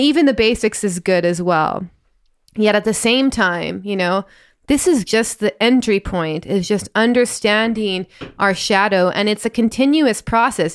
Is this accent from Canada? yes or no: yes; Northern Ontario, Canada; I grew up in Northern Ontario and I see that in my accent all the time. I feel very Canadian sometimes